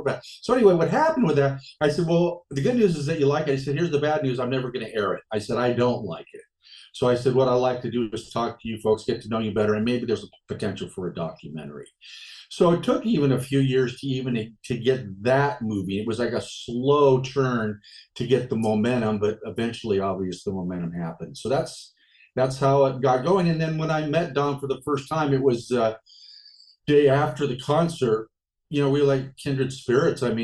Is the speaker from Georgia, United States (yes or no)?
no; Los Angeles, California, United States; I grew up in Los Angeles